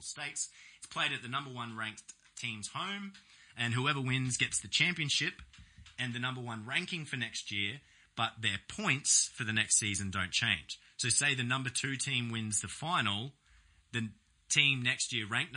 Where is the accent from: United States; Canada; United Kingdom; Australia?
Australia; as an Australian